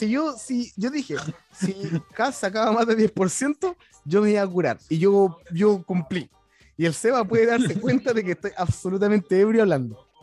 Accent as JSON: {"language": "Spanish", "region": "Valparaíso", "country": "Chile", "moved": "yes", "lives_now": "Japan", "said": "para variar mi región dando la cacha."}